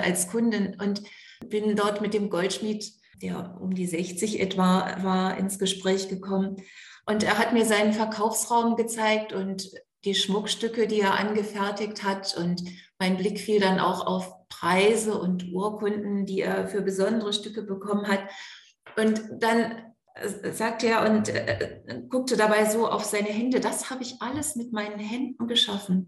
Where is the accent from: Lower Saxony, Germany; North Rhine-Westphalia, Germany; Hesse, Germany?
Lower Saxony, Germany; East Frisia; Ich bin in Ostfriesland geboren und aufgewachsen